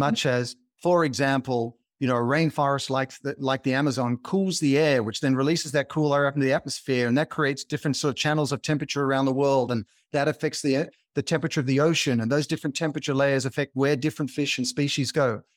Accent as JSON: {"language": "English", "country": "Australia", "tie": "born or raised there", "moved": "yes", "lives_now": "California, United States", "said": "I grew up in Australia, as you can probably hear in my accent"}